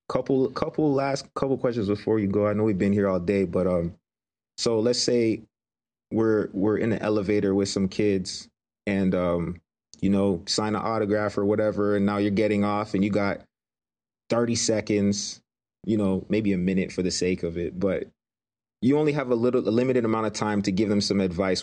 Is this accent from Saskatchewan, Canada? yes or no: no; Greater Toronto Area, Ontario, Canada; growing up in the Greater Toronto Area